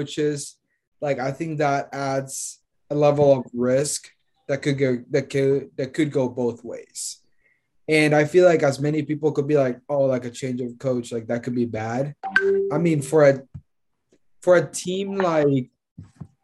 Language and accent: English; Honduras; From Honduras